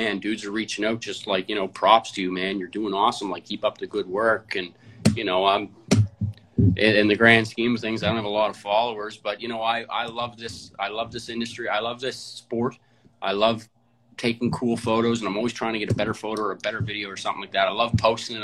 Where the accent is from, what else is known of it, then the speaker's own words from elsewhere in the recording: Halifax, Nova Scotia, Canada; I'm from Halifax. I was born and raised in Halifax, Herring Cove, Spryfield